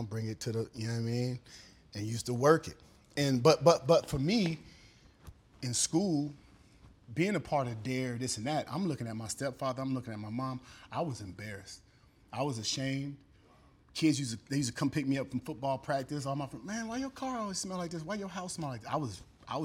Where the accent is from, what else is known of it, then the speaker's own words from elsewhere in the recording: Sacramento, California, United States; I'm originally from Sacramento, California